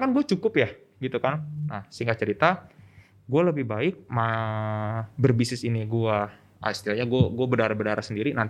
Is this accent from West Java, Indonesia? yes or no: yes; Bandung, West Java, Indonesia; gue orang Bandung kan ya bukannya gue menjelekkan orang Bandung